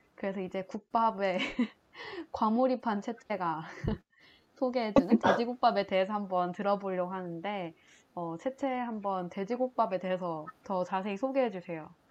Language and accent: Korean; Changwon, South Gyeongsang, South Korea; moved away; also born or lived in Gimhae; 본가가 창원이어가지고 어, 그 고등학교는 김해에서 나왔는데